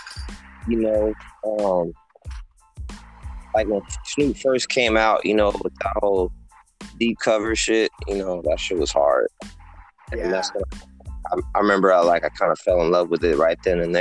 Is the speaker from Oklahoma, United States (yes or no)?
no; Oxnard, California, United States; also born or lived in Harbor City, California; I was born in Harbor City, California. But all my whole life, pretty much, you know, raised in Oxnard